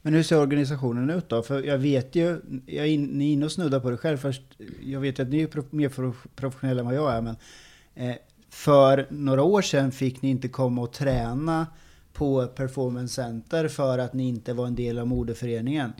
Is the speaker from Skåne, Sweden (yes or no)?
no; Åby, Östergötland, Sweden; jag, jag är ju från Åby